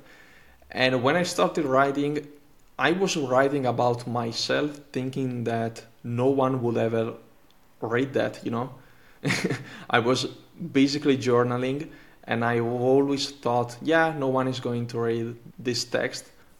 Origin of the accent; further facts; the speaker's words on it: Italy; first language Italian; English is a second language; Italian is my native language